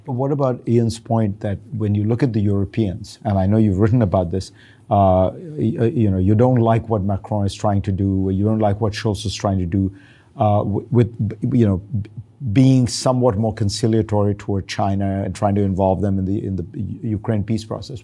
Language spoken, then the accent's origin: English; India; growing up in India